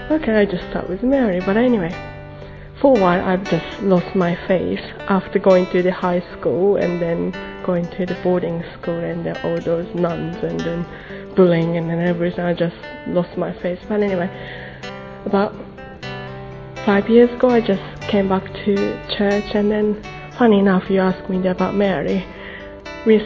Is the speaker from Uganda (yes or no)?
no; Japan; I'm from Japan, I'm 35